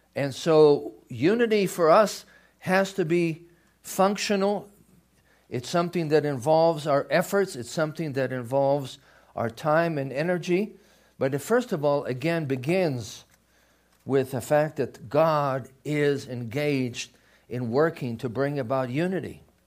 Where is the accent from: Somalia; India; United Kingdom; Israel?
Israel; moved away; I grew up in Israel